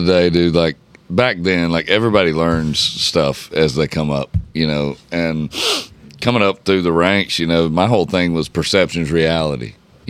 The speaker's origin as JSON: {"language": "English", "region": "Georgia", "country": "United States", "moved": "yes", "lives_now": "Nashville, United States", "said": "I'm from Georgia."}